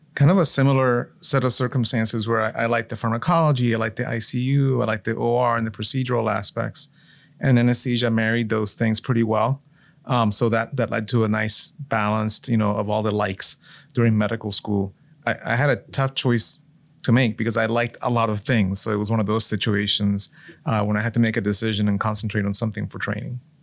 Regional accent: Florida, United States; moved away as an adult; also born or lived in Puerto Rico / Michigan / Massachusetts / Colorado; we moved in Florida when I was about seven years old, so pretty early on

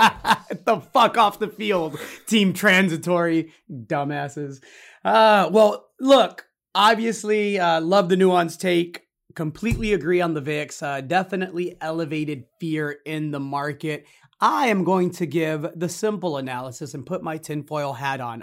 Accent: Zacatecas, Mexico; now in Austin, United States; my home state of Zacatecas, where my parents are, are, are where we're all from

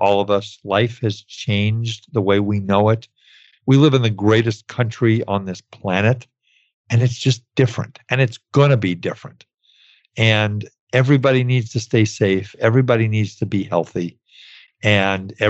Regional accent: New York City, New York, United States; I grew up in New York City

